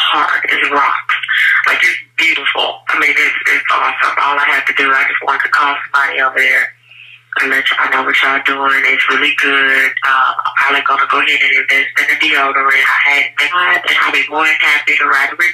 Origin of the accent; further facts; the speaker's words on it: Houston, Texas, United States; I'm from Houston, Texas.